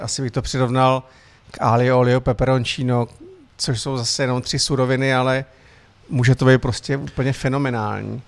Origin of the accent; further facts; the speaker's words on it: Mariánské Lázně, Karlovy Vary Region, Czechia; moved away as an adult; now in Prague, Czech Republic; jsem Čech, který pochází z Mariánek